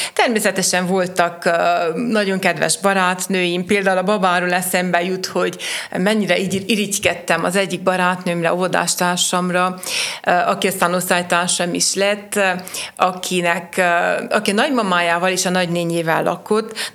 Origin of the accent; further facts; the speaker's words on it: Sfântu Gheorghe, Covasna County, Romania; én a városomat szerettem, itt születtem, itt akarok élni, dolgozni, itt akarok valamit magam után hagyni